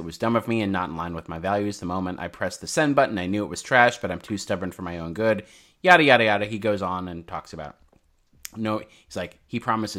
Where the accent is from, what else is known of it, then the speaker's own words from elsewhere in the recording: New York, United States; Like growing up in New York, we all hated Trump.